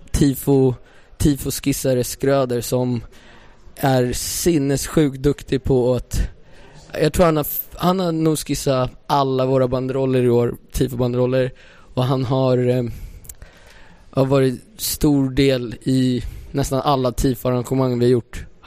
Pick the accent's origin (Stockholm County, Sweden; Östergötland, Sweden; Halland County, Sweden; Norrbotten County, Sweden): Stockholm County, Sweden; Stockholm; vi är från Stockholm